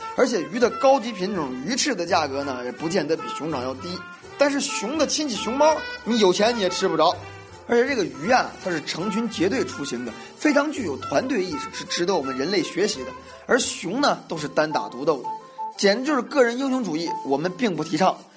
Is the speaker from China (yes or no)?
yes; China; 我们中国人呢是非常会吃的